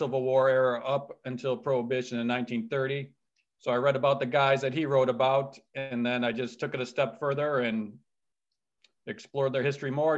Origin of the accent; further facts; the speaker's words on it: Detroit, Michigan, United States; originally we're from Detroit